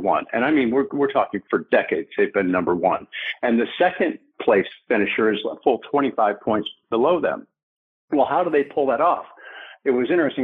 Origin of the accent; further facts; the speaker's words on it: Detroit, Michigan, United States; I'm a kid from Detroit